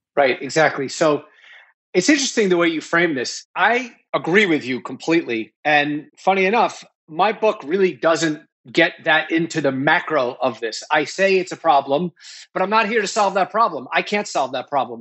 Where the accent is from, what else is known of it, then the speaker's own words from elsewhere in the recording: New York, United States; also born or lived in Nashville, Tennessee; I grew up in New York